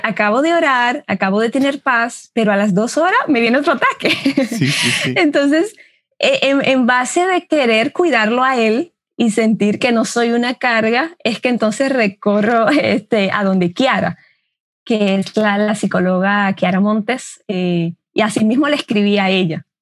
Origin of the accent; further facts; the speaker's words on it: Dominican Republic; Yo soy dominicana